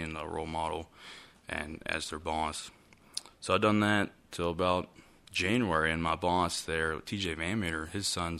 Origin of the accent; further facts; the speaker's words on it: Moorefield, West Virginia, United States; growing up in Moorefield, West Virginia